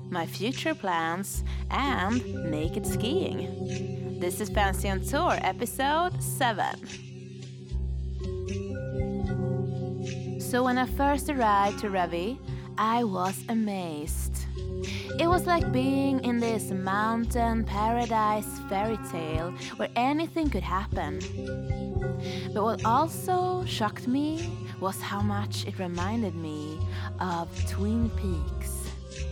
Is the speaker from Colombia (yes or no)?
no; Sweden; now in Revelstoke, Canada